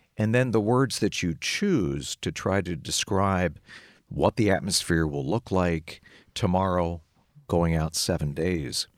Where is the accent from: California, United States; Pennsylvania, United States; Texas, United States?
Pennsylvania, United States; Lancaster; moved away as an adult; also born or lived in Minneapolis / Chicago; I grew up in the Amish country of Lancaster, P A, west of Philly